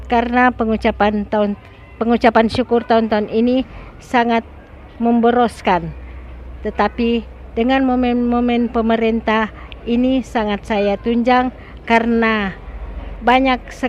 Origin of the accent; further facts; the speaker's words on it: Sonder, North Sulawesi, Indonesia; berasal dari Desa Sonder.